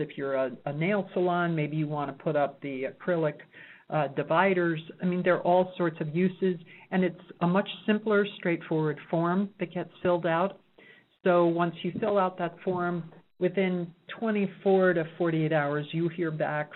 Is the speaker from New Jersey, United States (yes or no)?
no; New York City, New York, United States; now in Reno, United States; I'm from New York City